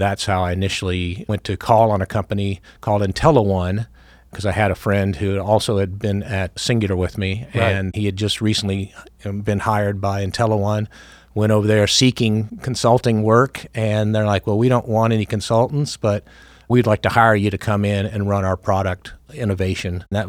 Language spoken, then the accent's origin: English; Millbrook, Alabama, United States; He ended up, his last station was in Montgomery, Alabama, so we lived in a little town just outside of Montgomery called Millbrook